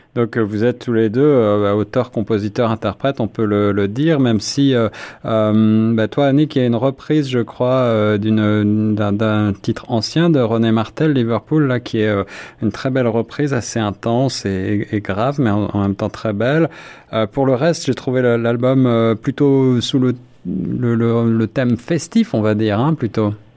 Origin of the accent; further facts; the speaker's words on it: France; accent: French; moved away; also born or lived in Paris; comme vous pouvez le deviner à mon accent, suis français